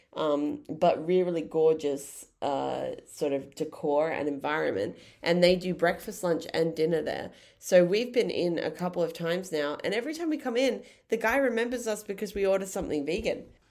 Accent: Brisbane, Queensland, Australia; moved away as an adult; now in Tasmania, Australia; We're from Brisbane

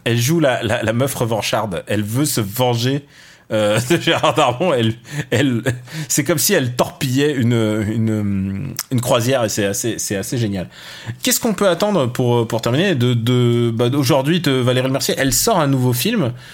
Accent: Russia; je suis russe

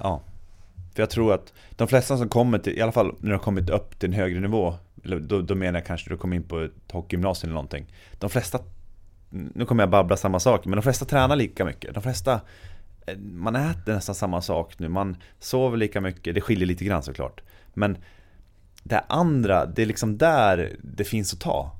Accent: Sweden; som svensk man

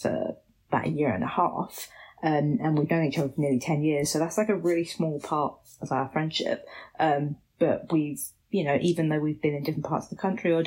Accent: Basildon, East of England, United Kingdom; moved away as an adult; I grew up in Basildon

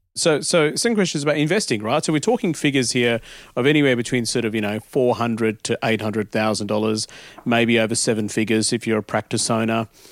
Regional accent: Adelaide, South Australia, Australia; we came to Australia and and uh, I grew up in Adelaide

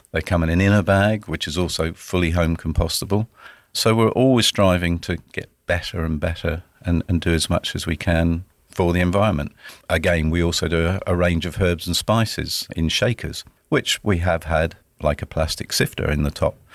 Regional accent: Dorset, South West England, United Kingdom; moved away as an adult; also born or lived in Edinburgh, Scotland; now in Sunshine Coast, Australia; I grew up in the beautiful county of Dorset in the U K on the south coast

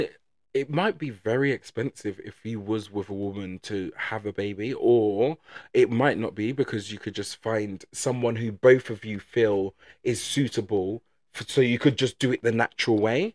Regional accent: England, United Kingdom; we're not very outspoken as English people

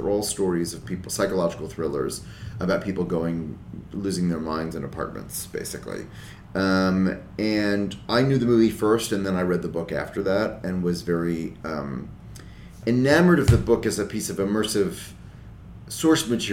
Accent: New York, United States; I grew up in New York

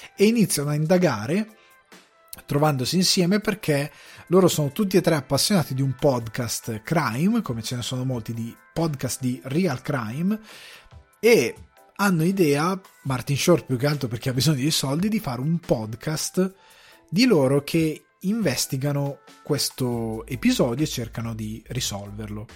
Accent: northern Italy, Italy; i miei genitori sono siciliani, io sono cresciuto al nord Italia

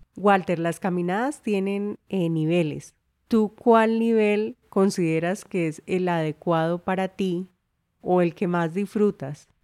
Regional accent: Colombia; Historia de mi tierra

